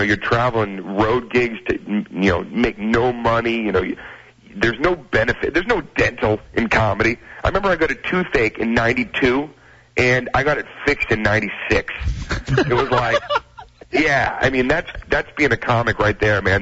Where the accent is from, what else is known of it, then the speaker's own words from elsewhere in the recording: Boston, Massachusetts, United States; I'm from Boston